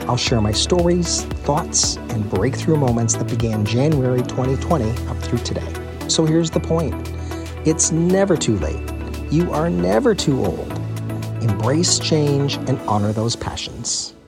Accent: United States; moved away as an adult; also born or lived in Croatia / Yorkshire; my life as an American actor, filmmaker, and travel blogger.

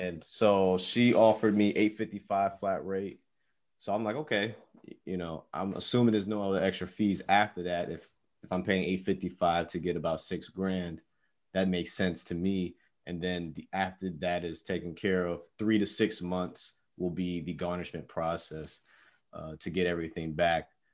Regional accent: New York, United States; moved away; we're actually from New York

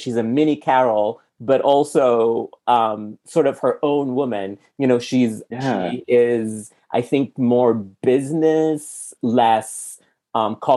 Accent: Sudan; now in United States; I'm from Sudan. So I grew up eating completely different food than what people eat here in America

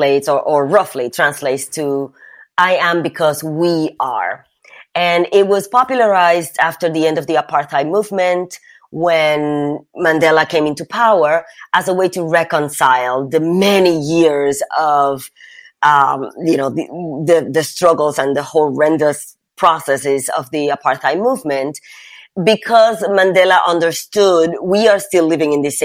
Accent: Puerto Rico; I grew up in Puerto Rico

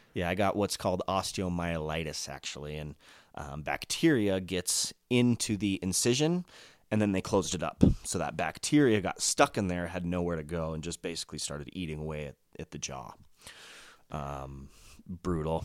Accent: Colorado Springs, Colorado, United States; also born or lived in Monument, Colorado / Greeley, Colorado; I'm Colorado native, so I grew up in Colorado Springs

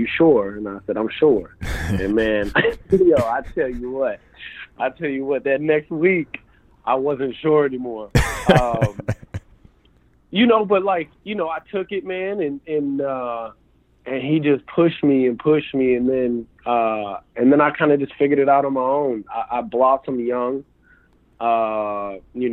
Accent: Rochester, New York, United States; moved away as an adult; also born or lived in Hamilton, New York; now in Dallas, United States; I grew up in Rochester, New York, which is upstate New York between like Syracuse and Buffalo.

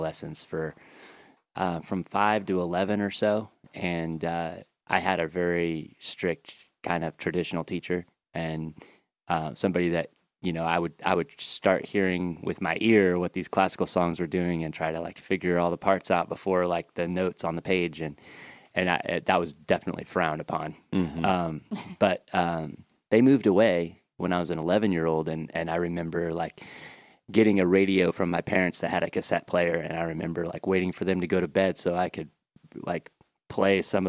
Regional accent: about an hour north of Seattle, rural Washington State, United States; In Texas or rural Washington State, about an hour north of Seattle

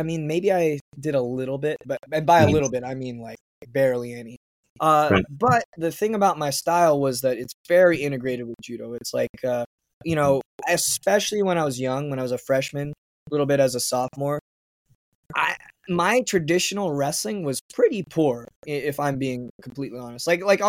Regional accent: Hawaii, United States; I can compete at the national level with these guys, even though I'm just from Hawaii.

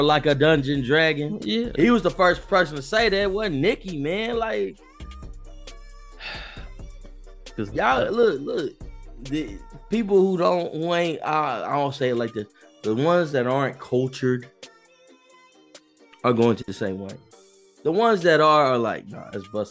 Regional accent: the South, United States; I'm from the South.

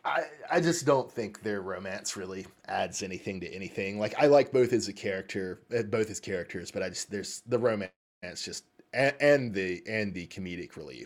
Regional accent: Pacific Northwest, United States; from Cascadia.

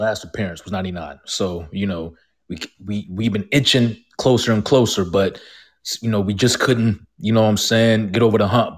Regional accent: Georgia, United States; I'm from Georgia, and I'm very familiar with Georgia sports

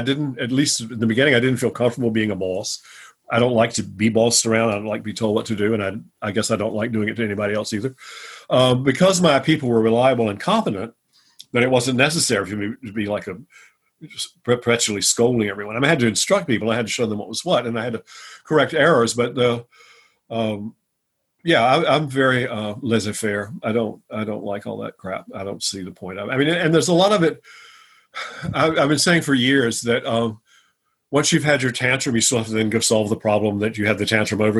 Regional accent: New Bern, North Carolina, United States; moved away as an adult; also born or lived in New York; now in Chapel Hill, United States; New Bern, my hometown

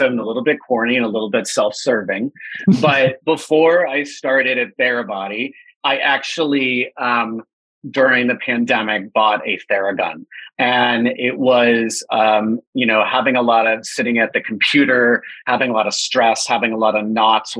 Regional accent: California, United States; born and raised in California

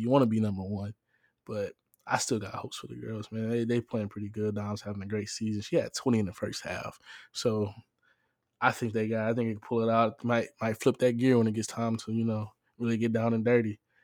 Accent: Baton Rouge, Louisiana, United States; moved away; I'm from Baton Rouge, Louisiana, and I'm a junior this year.

